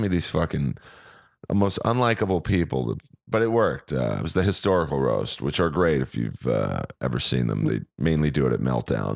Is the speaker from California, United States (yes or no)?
yes; Los Angeles, California, United States; I grew up in Bel Air.